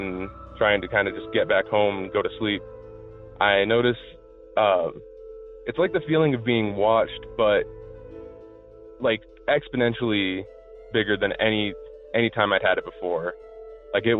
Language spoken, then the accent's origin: English; Albuquerque, New Mexico, United States; moved away; I'm from Albuquerque